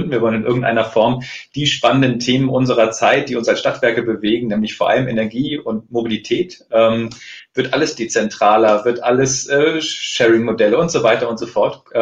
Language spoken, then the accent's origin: German; Northern Germany, Germany; und er wusste, ich bin Norddeutscher und er ähm, hat spannende Dinge in Lübeck vorgehabt